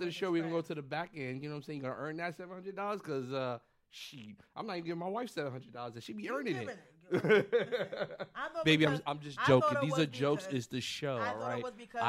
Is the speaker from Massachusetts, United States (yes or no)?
no; New York City, New York, United States; I'm from the Bronx, New York